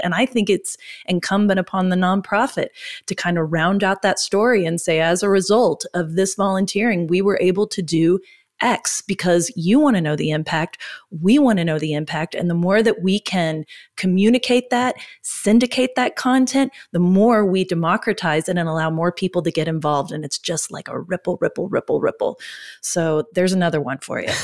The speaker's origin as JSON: {"language": "English", "region": "Oklahoma", "country": "United States", "said": "We're from Oklahoma."}